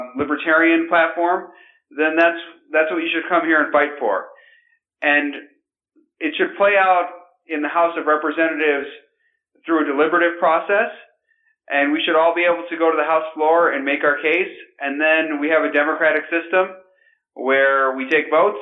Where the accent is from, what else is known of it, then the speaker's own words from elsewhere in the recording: Grand Rapids, Michigan, United States; I'm from Grand Rapids, Michigan.